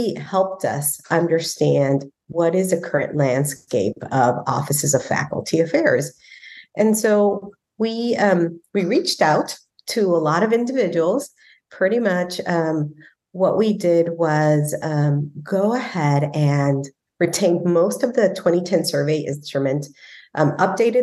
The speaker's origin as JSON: {"language": "English", "region": "Texas", "country": "United States", "said": "we're from Texas"}